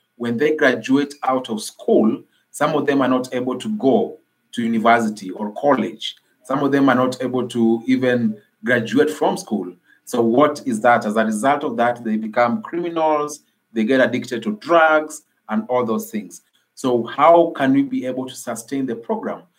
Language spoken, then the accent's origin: English; Nairobi, Kenya; i am from nairobi kenya I grew, I grew up in an informal settlement in Nairobi called uh, Kibera Slum